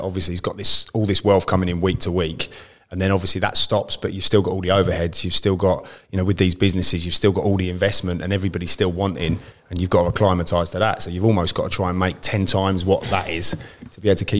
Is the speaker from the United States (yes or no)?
no; Germany; born there; I was actually born in Germany, so my father was in the forces.